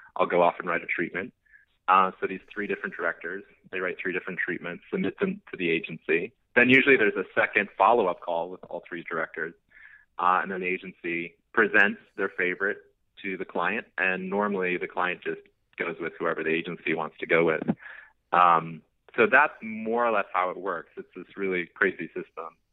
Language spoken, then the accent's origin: English; Missouri, United States; moved away as an adult; now in Los Angeles, United States; moved to LA from Missouri